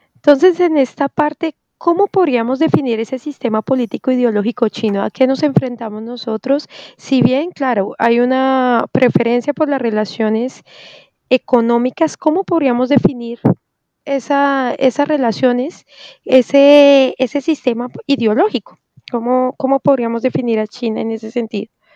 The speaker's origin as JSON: {"language": "Spanish", "country": "Colombia"}